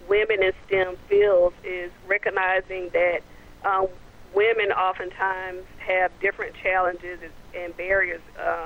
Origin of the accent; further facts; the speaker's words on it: Goldsboro, North Carolina, United States; my hometown of Goldsboro, North Carolina